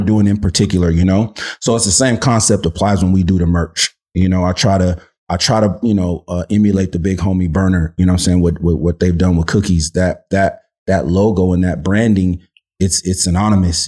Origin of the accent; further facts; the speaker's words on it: Los Angeles, California, United States; growing up, you know, in, in, in South Central, um, and I should clarify, right? My, my whole childhood was not in South Central